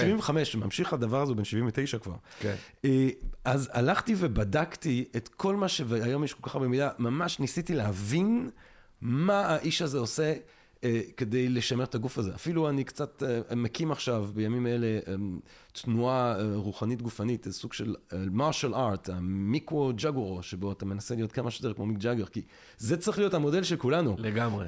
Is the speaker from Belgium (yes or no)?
yes; Belgium; אני בלגי